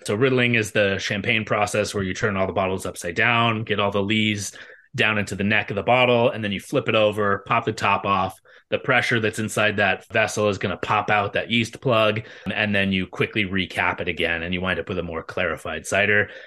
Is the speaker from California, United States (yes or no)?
yes; Bay Area, California, United States; when I was a kid, uh, growing up in the Bay Area